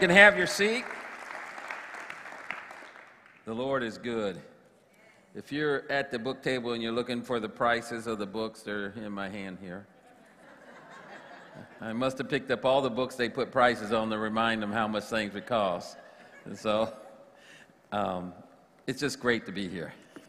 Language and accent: English; Atwater, California, United States; Matter of fact, I grew up in Atwater, California.